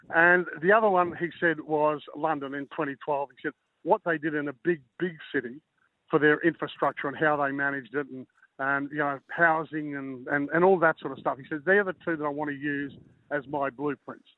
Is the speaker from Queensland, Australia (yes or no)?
yes; Queensland, Australia; as a Queenslander